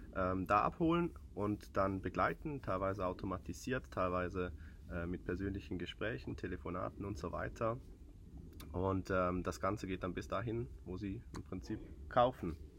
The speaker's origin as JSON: {"language": "German", "region": "southern Switzerland", "country": "Switzerland", "accent": "Swiss", "said": "Ich bin Schweizer aus dem Süden"}